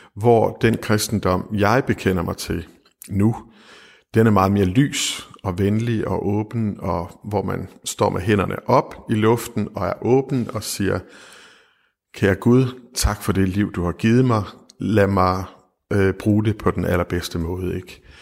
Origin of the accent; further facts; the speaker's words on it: West Jutland, Central Denmark Region, Denmark; moved away; da jeg var ung og boede i Vestjylland